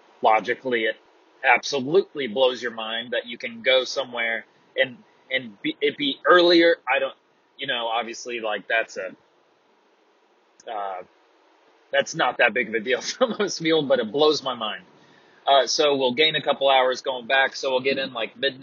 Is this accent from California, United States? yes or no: no; North Carolina, United States; now in Apex, United States; We're both from North Carolina. We are now both from the Triangle of North Carolina. He's from Cary. I'm now from Apex